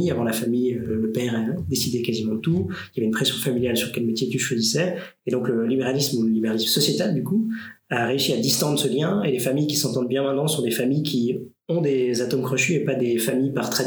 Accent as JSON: {"language": "French", "region": "Romandy", "country": "Switzerland", "tie": "born there", "said": "Et mon père vient de Fribourg, et nous, on est tous nés en Suisse romande, mhm. etc. Mais donc, ils sont venus à Neuchâtel en partie pour ça."}